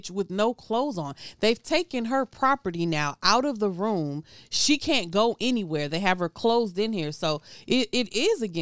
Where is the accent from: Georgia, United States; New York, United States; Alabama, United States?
Georgia, United States; near Statesboro; Statesboro is mm-hmm. not far from my hometown mm-hmm. where I'm from.